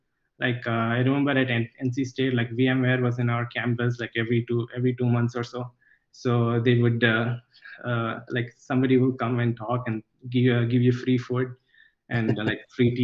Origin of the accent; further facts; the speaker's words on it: Kollam, Kerala, India; So I'm originally from Kollam in Kerala, which is just next to Trivandrum. But I did most of my schooling outside of Kerala because my father was in the central government. So I moved around a lot in the country.